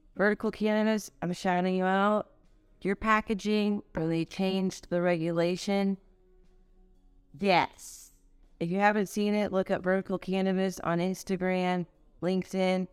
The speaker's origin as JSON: {"language": "English", "town": "Los Angeles", "region": "California", "country": "United States", "said": "I'm from California. Um, LA, baby."}